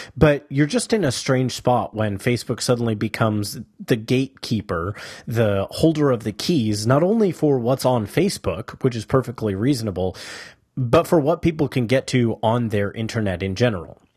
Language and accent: English; United States; as Americans